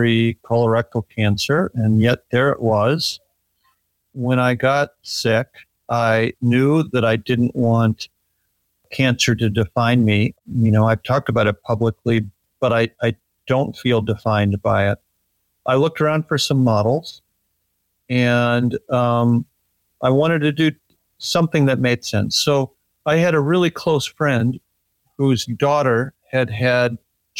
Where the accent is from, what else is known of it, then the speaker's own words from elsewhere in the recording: Minneapolis, Minnesota, United States; also born or lived in Omaha, Nebraska / Kansas City / Des Moines; I was born in Omaha, Nebraska, and I lived in Kansas City and in Des Moines, and but I really grew up in Minneapolis. That remains my home.